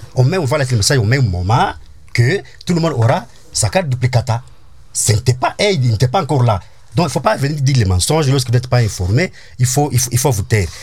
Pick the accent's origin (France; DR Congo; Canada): DR Congo; je suis congolais